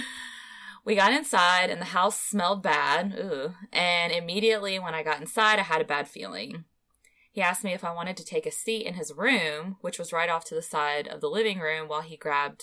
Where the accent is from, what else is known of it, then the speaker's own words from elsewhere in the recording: Ohio, United States; about an hour away from my hometown in Ohio